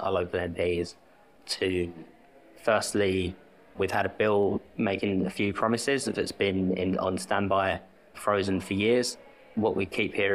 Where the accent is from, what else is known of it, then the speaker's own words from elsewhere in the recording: London, United Kingdom; also born or lived in Bristol; I'm from South London, moved back